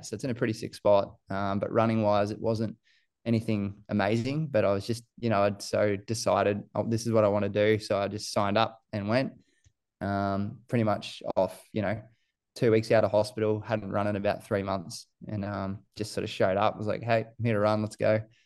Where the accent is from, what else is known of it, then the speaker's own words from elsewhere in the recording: Gold Coast, Queensland, Australia; also born or lived in New Zealand; I moved here from New Zealand when we was, uh, I must have been seven, six or seven, and I went to Coomer Anglican College up the northern end of the coast, and I just went there all the way through to year twelve